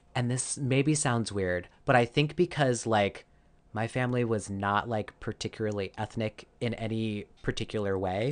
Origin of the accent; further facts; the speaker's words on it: Arizona, United States; I grew up in Arizona.